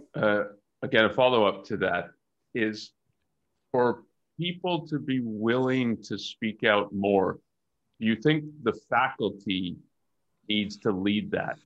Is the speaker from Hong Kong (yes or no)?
no; Canada; now in United States; I'm Canadian